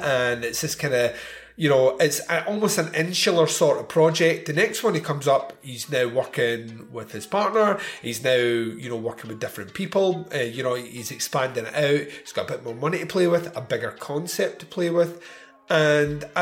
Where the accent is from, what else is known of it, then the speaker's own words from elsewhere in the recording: Scotland, United Kingdom; I'm Scottish.